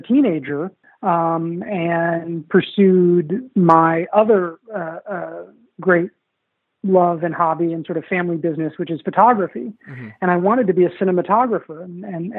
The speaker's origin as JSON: {"language": "English", "town": "New York City", "region": "New York", "country": "United States", "tie": "born or raised there", "said": "I grew up in New York City and had very artsy fartsy family."}